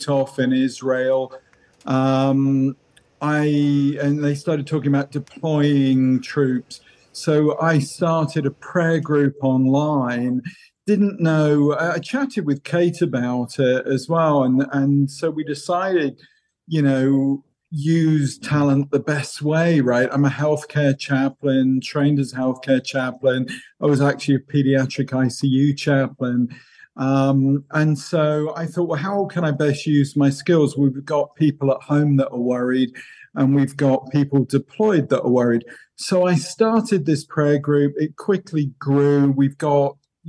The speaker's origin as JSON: {"language": "English", "region": "England", "country": "United Kingdom", "said": "as an English guy"}